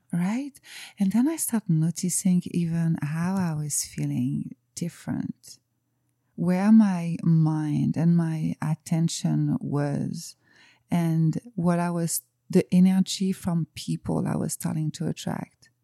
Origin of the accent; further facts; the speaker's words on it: France; English is a second language; moved away as an adult; now in Cayman Islands; you can probably hear with my accent, I'm from France. I live in the Cayman Islands since four years now.